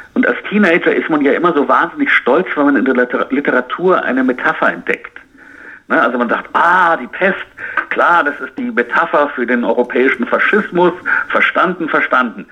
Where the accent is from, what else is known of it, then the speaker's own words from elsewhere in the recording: United States; bei uns in Amerika